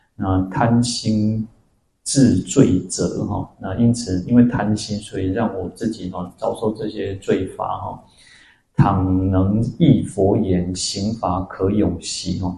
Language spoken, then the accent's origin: Chinese; Taiwan; also born or lived in Taipei; 我出生在台湾，然后我在哪里出家，我到了台北